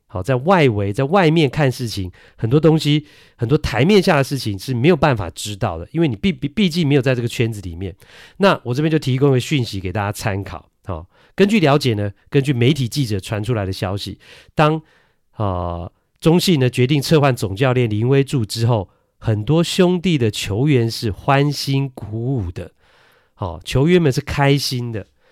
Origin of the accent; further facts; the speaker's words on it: Taiwan; also born or lived in Kinmen; 我是爸爸妈妈都金门人啊，我也是在金门出生的。但是呢，出生没多久之后呢，就来到了台湾。 所以呢，呃，我是在台湾学说话的，不是在金门